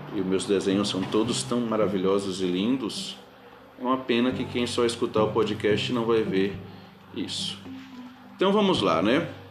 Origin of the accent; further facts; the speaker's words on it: Bahia, Brazil; accent: Bahian; nós vivemos em uma comunidade verbal baiana, que tem, é, obviamente, uns um, um sotaques bem típico, uma forma de falar muito mais bonita do que as outras dos outros estados